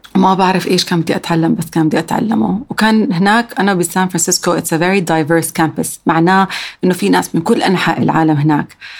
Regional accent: Amman, Amman Governorate, Jordan; also born or lived in San Francisco, United States; عندنا بعمان

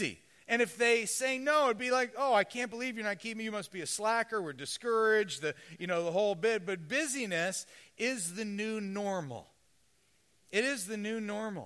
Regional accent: Southern California, United States; I'm from Southern California

